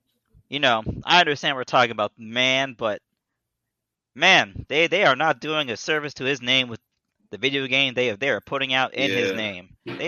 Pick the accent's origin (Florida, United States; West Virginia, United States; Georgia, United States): Florida, United States; South; I'm really from South Florida.